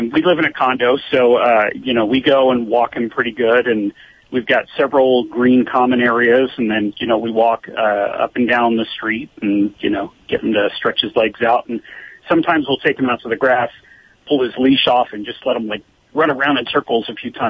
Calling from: Alpine, California, United States; Uh, Alpine, California.

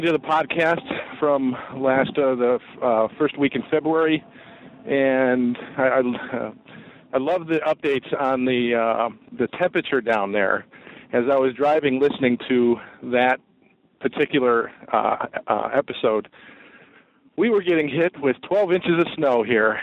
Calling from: Geneva, Illinois, United States; I'm calling from Geneva, Illinois

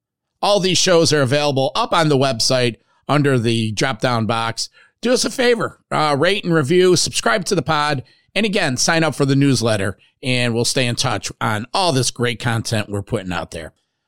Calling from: East Hanover, New Jersey, United States; of Metal Walt from East Hanover, New Jersey.

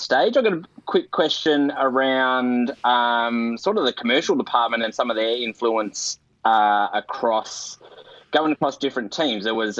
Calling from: Northcote, Victoria, Australia; Just up the road, mate, in Northcote.

